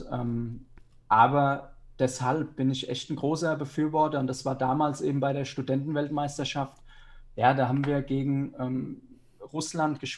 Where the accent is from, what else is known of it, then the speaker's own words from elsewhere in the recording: Germany; Deutsche mit deutscher Nationalität, Trainer und Spieler, wir kommen halt aus dem Fußball und wir sind hier nicht mit dieser Futsal-Kultur aufgewachsen.